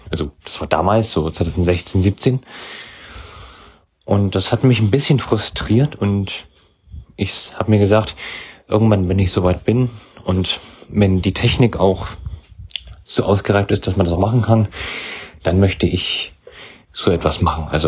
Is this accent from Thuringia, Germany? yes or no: yes; Weimar, Thuringia, Germany; Ich komme aus Weimar. In Thüringen ist das.